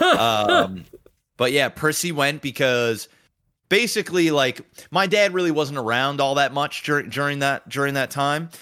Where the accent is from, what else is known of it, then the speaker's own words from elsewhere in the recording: Canada; it's the part of being Canadian I do not like